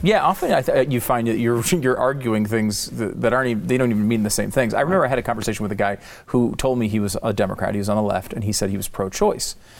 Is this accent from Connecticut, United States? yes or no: yes; Connecticut, United States; also born or lived in New York; I, I was, uh, born in New York. I grew up in Connecticut